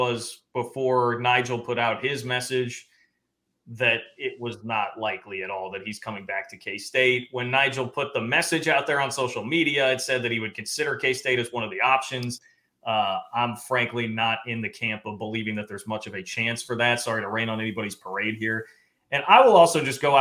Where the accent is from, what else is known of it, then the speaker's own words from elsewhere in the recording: Johnson County, Kansas, United States; I grew up in Johnson County.